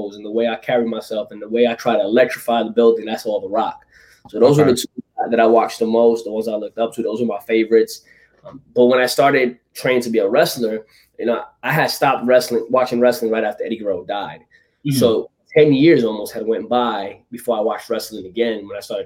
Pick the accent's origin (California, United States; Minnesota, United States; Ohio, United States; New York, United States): New York, United States; New York City; I'm from Brooklyn, New York. You know, I was born and raised out there.